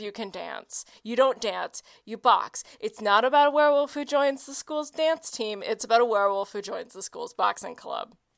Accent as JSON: {"language": "English", "town": "Oklahoma City", "region": "Oklahoma", "country": "United States", "tie": "born or raised there", "said": "my hometown of Oklahoma City"}